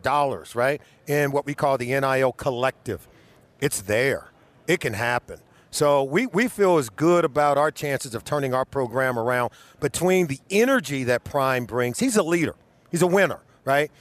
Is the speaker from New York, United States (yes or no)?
no; Compton, California, United States; moved away; also born or lived in Boulder, Colorado; I grew up in Compton, California